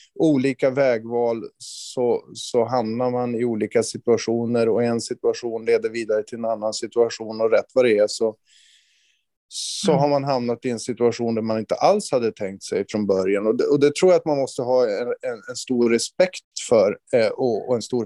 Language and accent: Swedish; inland Norrland, Sweden; Alltså jag växte upp i en otroligt trygg omgivning. Eh, Norrlands inland på 70-talet